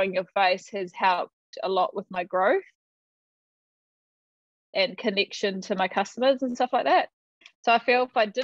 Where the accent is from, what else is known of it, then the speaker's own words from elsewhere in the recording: Te Teko, Bay of Plenty, New Zealand; also born or lived in Tauranga / Onepu; brought up in and around Te Tiko